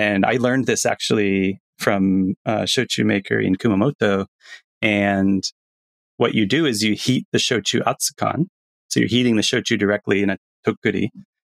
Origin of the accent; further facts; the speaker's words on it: Florida, United States; I grew up in Florida in hot climates.